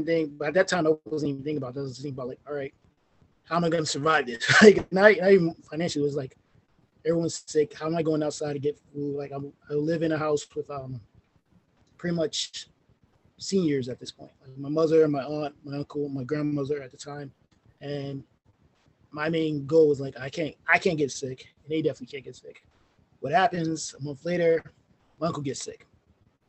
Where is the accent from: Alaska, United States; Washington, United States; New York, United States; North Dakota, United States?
New York, United States; New York City; also born or lived in Rosedale, Queens, New York; I'm originally from Farrakway, New York